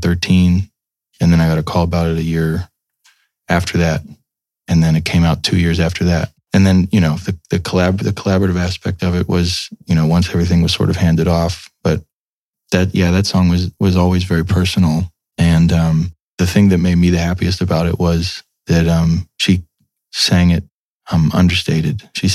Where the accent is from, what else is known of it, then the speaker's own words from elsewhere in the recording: United States; I'm from America. I don't know what this is.